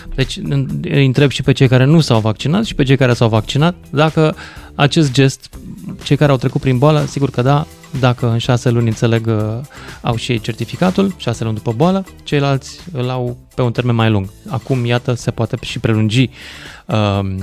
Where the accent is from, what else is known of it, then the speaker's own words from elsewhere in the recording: Romania; sunt român